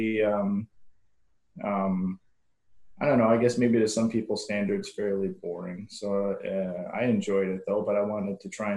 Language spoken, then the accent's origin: English; Madison, Wisconsin, United States; moved away as an adult; I actually got assigned back in my hometown of Madison, Wisconsin